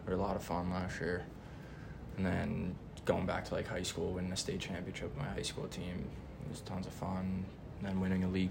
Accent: New Jersey, United States; moved away; also born or lived in New York; I'm from New York originally. I went to high school in New Jersey, though, and I kind of grew up playing club hockey in New Jersey just my, like, entire life

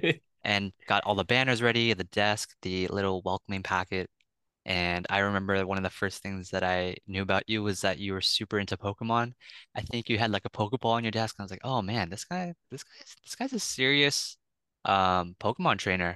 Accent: San Francisco, California, United States; from San Francisco, California, uh, born and raised

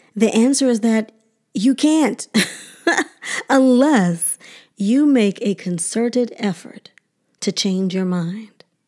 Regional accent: Detroit, Michigan, United States; a little black girl growing up in Detroit

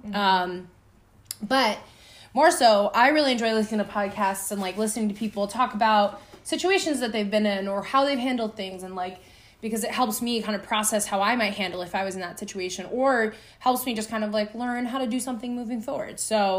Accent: New York, United States; now in Decatur, United States; we're both from New York

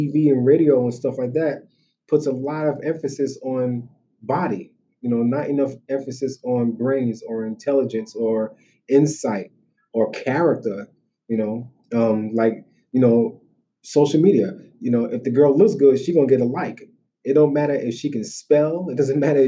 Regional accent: Brooklyn, New York, United States; I'm from Brooklyn

